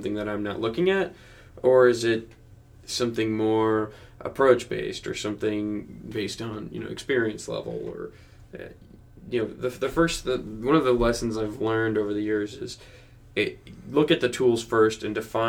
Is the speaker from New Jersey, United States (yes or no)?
yes; New Jersey, United States; I grew up in New Jersey